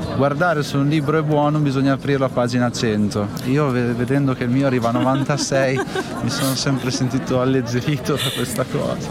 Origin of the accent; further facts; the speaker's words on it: Santarcangelo di Romagna, Emilia-Romagna, Italy; Sant'Arcangelo di Romagna, che in realtà è il mio paese dove sono cresciuto